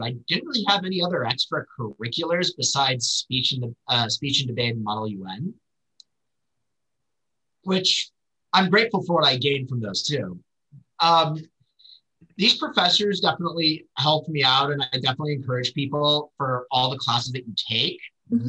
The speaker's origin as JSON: {"language": "English", "town": "Irvine", "region": "California", "country": "United States", "tie": "born or raised there", "said": "I'm originally from Orange County. I grew up in Irvine."}